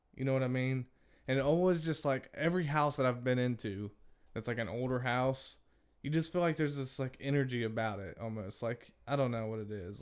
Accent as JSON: {"language": "English", "town": "Brownstown", "region": "Indiana", "country": "United States", "tie": "born or raised there", "also_born_or_lived": "Crothersville, Indiana", "said": "We moved from Crothersville to out in the country in Crothersville. We moved into my aunt and uncle's house that they built. So it wasn't real old. And then when we moved from there to Brownstown"}